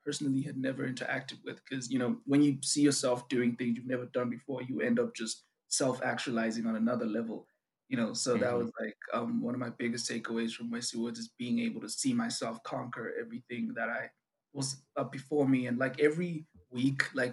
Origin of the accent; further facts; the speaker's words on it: South Africa; first language Zulu; English is a second language; I'm from South Africa.